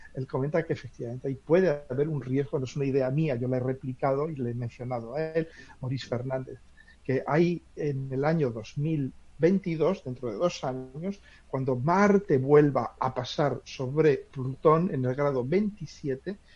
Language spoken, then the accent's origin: Spanish; Spain; en mi pueblo pasa una antigua vía romana